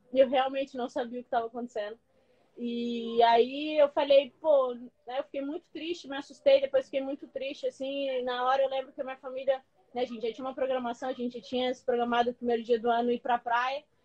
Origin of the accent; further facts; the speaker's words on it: São Luís, Maranhão, Brazil; moved away; sou de São Luís, né, do Maranhão.